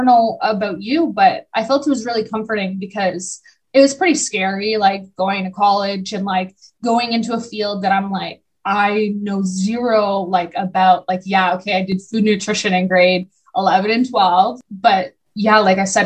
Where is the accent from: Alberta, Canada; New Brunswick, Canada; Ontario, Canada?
Ontario, Canada; Barrie; I grew up in Barrie